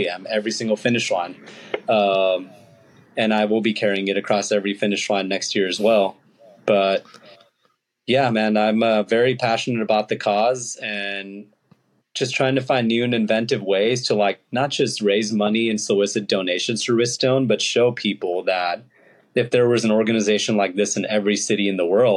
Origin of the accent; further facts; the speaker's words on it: Los Angeles, California, United States; My parents are immigrants from India, and also was like born and raised in the Los Angeles area.